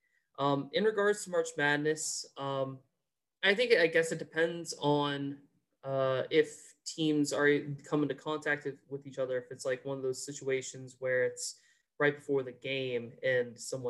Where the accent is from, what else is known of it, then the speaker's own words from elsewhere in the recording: northern Virginia, United States; I'm from the state. I'm from Virginia myself